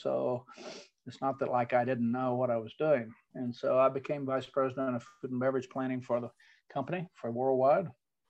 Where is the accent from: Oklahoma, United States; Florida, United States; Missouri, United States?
Oklahoma, United States; I grew up in Oklahoma on a little farm. We were as poor as could be. We didn't even have indoor plumbing back in those days.